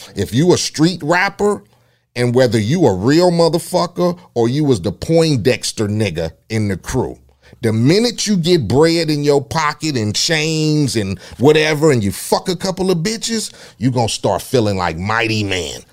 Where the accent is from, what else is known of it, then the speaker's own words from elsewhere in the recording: Compton, California, United States; being a young cat growing up in Compton